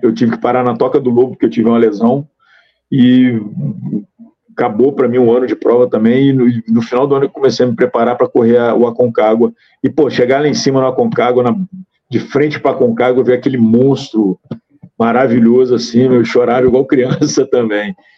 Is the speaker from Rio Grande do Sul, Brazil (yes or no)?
no; Rio de Janeiro, Brazil; eu sou do Estado